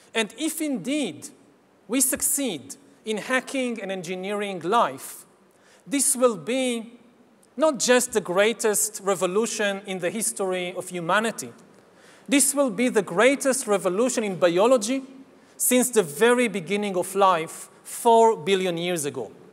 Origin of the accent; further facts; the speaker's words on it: Israel; my home country of Israel